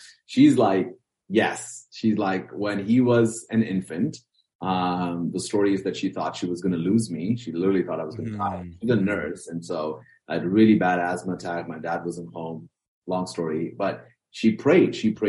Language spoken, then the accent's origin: English; Bahrain; I was born and raised in the Middle Eastern country called the Kingdom of Bahrain. That's sort of the official title. My parents are from South India. They were expat workers in Bahrain.